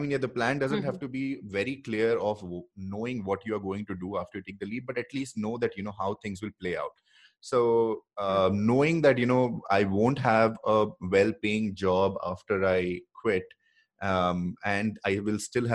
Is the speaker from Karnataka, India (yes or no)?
yes; Bangalore, Karnataka, India; I'm from Bangalore